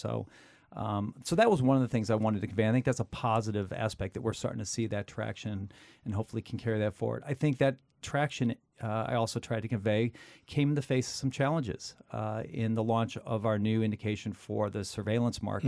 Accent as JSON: {"language": "English", "region": "Midwest", "country": "United States", "tie": "born or raised there", "said": "having grown up in the Midwest, the center of the United States"}